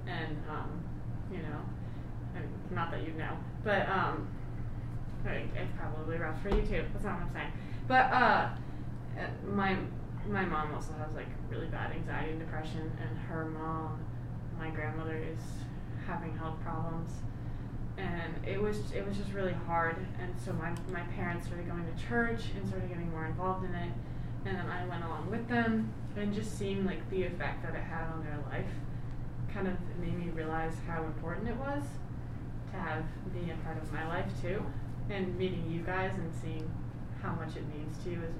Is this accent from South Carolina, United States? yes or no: no; Michigan, United States; also born or lived in Maine; I was born in Maine and then moved to Michigan when I was one. So I usually just say I'm from Michigan